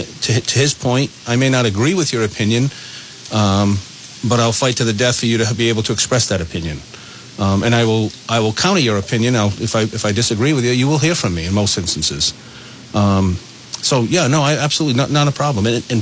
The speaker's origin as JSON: {"language": "English", "town": "North Smithfield", "region": "Rhode Island", "country": "United States", "tie": "born or raised there", "lives_now": "Woonsocket, United States", "said": "I grew up in North Smithfield."}